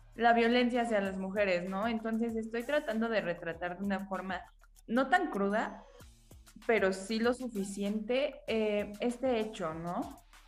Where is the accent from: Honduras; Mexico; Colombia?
Mexico; somos puras autoras mexicanas